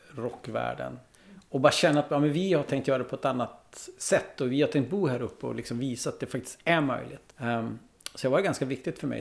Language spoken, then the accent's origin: Swedish; Vännäs, Västerbotten County, Sweden; also born or lived in Umeå; jag är från Vännäs